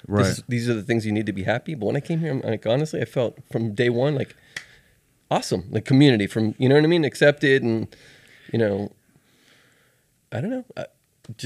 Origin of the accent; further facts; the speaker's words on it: Miami, Florida, United States; now in Tallahassee, United States; I grew up in Miami in the 70s and 80s